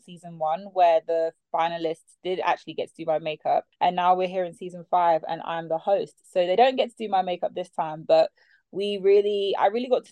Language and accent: English; London, United Kingdom; I am from South London